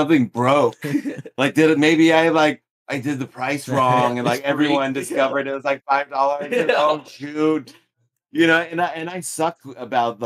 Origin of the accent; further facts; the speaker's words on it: Southern California, United States; we grew up in Southern California and live in Long Beach